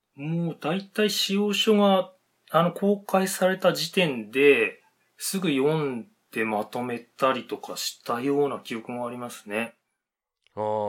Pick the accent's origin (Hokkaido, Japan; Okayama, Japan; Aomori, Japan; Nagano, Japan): Hokkaido, Japan; Otaru; moved away as an adult; also born or lived in Sapporo; now in Nagoya, Japan; 小樽生まれで、えっ、と、ええ、就職してからはずっと札幌ですね。今年の春まで。